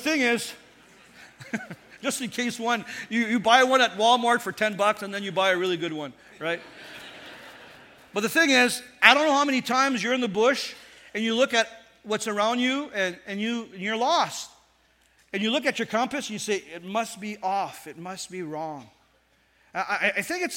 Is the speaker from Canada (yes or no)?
yes; Northern Ontario, Canada; I was raised in Northern Ontario